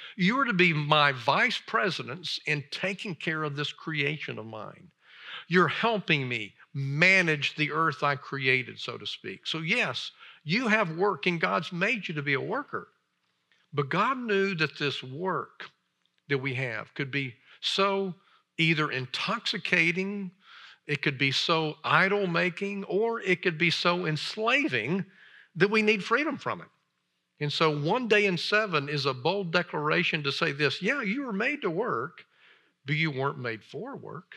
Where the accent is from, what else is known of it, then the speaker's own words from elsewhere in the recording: Alabama, United States; moved away as an adult; also born or lived in Chicago area / Oxford, Mississippi; I grew up in Alabama